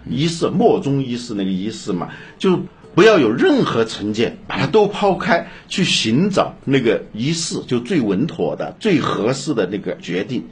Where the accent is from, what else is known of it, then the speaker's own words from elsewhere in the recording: China; 我们中国人